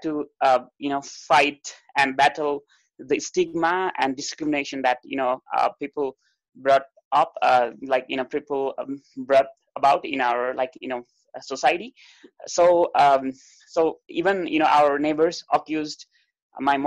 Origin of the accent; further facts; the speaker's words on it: Kathmandu, Bagmati, Nepal; I am from Kathmandu, Nepal, the lap of Mount Everest